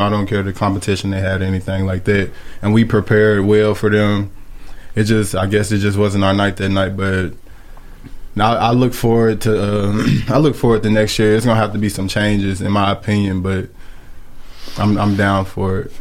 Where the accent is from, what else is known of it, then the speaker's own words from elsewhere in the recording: Columbia, Tennessee, United States; I grew up in Columbia my whole life played little league down here